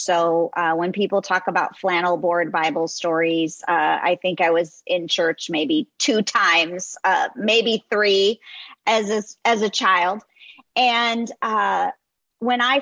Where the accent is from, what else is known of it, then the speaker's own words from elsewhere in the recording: Los Angeles, California, United States; as a teenage girl growing up in Southern California